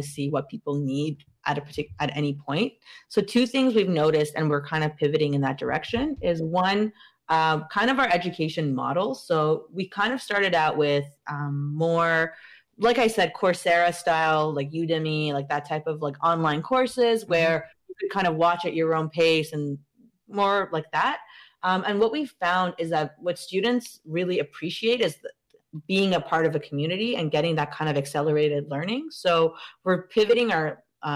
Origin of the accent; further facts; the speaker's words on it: Iran; moved away; I'm from Iran.